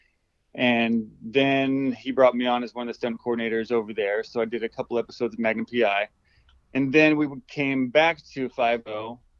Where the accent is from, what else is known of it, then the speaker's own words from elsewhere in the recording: Los Osos, California, United States; moved away as an adult; also born or lived in San Luis Obispo, California; now in Oahu, United States; I am from San Luis Obispo. Actually, born in San Luis, raised out in Los Osos